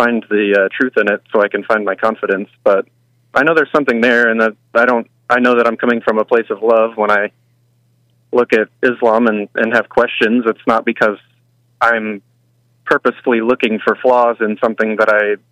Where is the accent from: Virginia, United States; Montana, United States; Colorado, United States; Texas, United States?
Texas, United States; I'm from Texas, right. Born and raised.